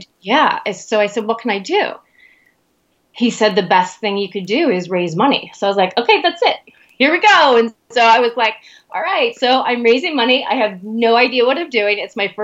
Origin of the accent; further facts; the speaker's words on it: New Jersey Shore, United States; moved away; I'm from the New Jersey Shore